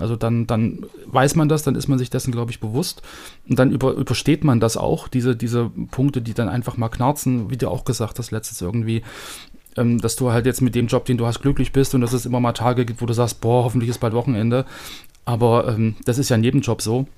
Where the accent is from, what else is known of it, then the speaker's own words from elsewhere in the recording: Germany; als Deutscher